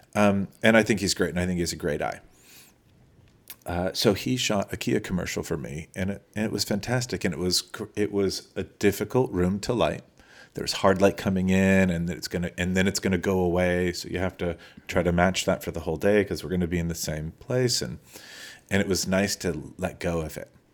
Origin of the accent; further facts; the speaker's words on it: Los Angeles, California, United States; I grew up in Eagle Rock, which was a little small town then